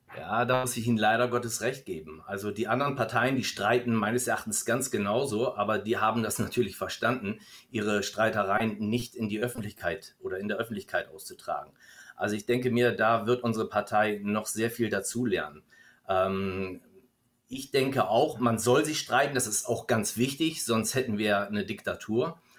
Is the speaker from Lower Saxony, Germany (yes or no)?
no; Stuttgart, Baden-Württemberg, Germany; hier bei uns in Stuttgart